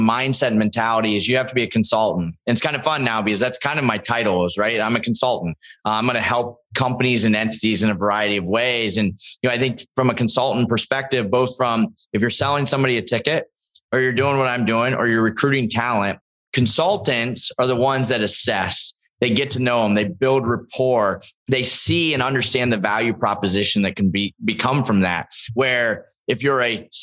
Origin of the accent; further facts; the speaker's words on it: Northwest Ohio, United States; moved away; I grew up in Ohio.